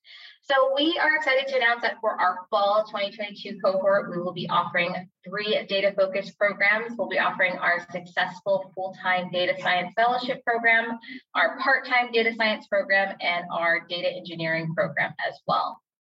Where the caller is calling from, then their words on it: Phoenix, Arizona, United States; I'm joining you from Phoenix, Arizona.